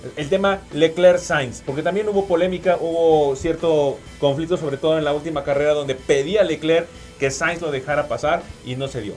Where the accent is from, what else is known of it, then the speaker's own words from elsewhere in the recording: Mexico; para nosotros como mexicanos